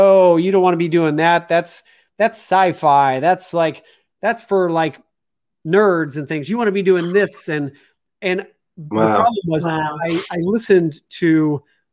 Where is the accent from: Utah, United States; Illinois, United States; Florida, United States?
Illinois, United States; Chicago; moved away; I'm from Chicago